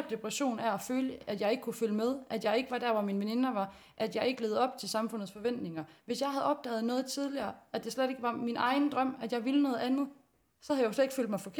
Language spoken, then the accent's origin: Danish; West Jutland, Denmark; Jeg kommer ude vestfra. Helt der uge, hvor krav er de vandet der. Og hvor det lugter af penge, hver gang det bliver pløjt.